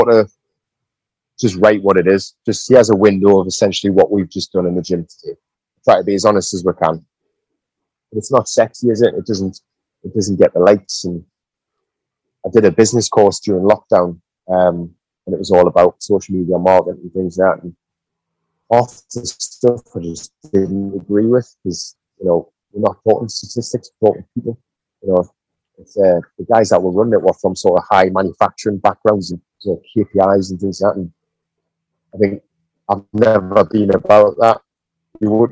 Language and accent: English; United Kingdom; our gym's based in my hometown